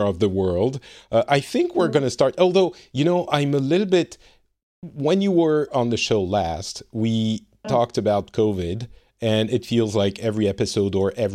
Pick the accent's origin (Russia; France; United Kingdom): France; now in Finland; I am originally from France